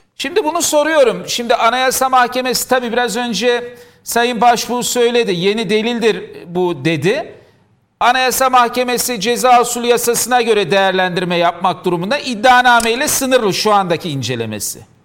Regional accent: Diyarbakır, Diyarbakır Province, Turkey; ben Diyarbakırlıyım.

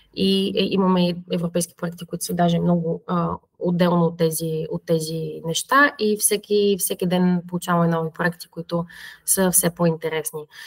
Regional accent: Plovdiv, Plovdiv Province, Bulgaria; moved away as an adult; now in Verona, Italy; аз съм от Кършака, а, Гагарин

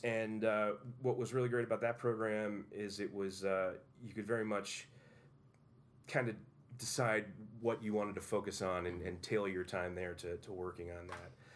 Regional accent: Utica, New York, United States; I grew up on Proctor Boulevard

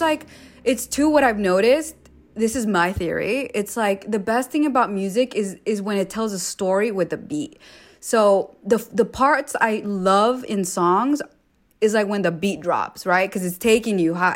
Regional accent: Los Angeles, California, United States; I grew up like few blocks away from Slauson, so to be able to tell her like, "Yo, I'm from Slauson too,"

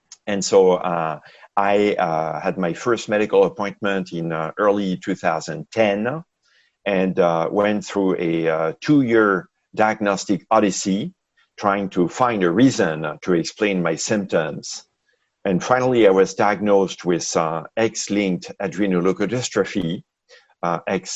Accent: France; moved away as an adult; also born or lived in Seattle, Washington, United States; now in Bay Area, United States; I grew up in France, and I came to the U.S. for grad school in the mid-80s in Seattle, Washington, where I met my wife.

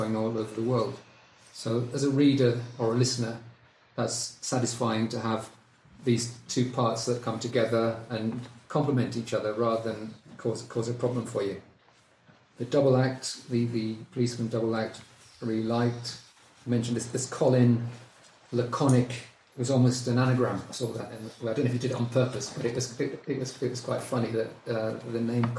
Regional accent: United Kingdom; moved away; as a Brit who's lived there

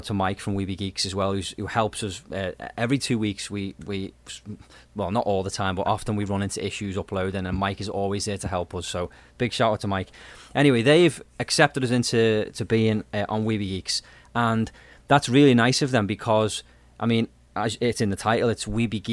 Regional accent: United Kingdom

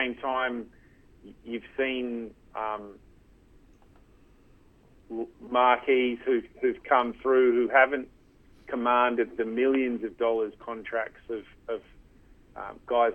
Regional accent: Canberra, Australian Capital Territory, Australia; also born or lived in London; I grew up in Canberra

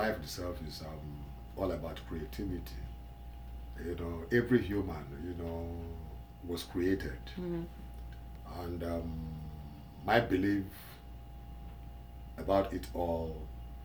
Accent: Nigeria; I'm from West Africa, Nigeria

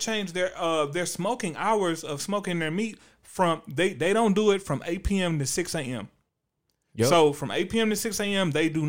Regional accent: Houston, Texas, United States; because you know we are from Houston, Texas.

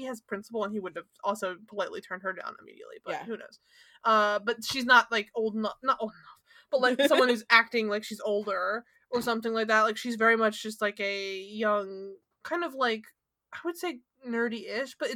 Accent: Philadelphia, Pennsylvania, United States; we're both from Philly.

